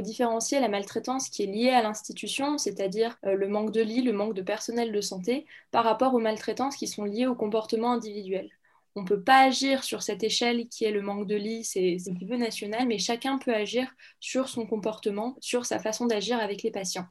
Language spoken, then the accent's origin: French; Saint-Étienne, Auvergne-Rhône-Alpes, France; je viens de Saint-Étienne